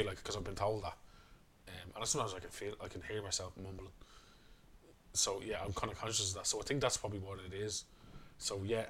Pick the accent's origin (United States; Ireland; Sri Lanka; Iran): Ireland; Dublin, Leinster; we're from Coolock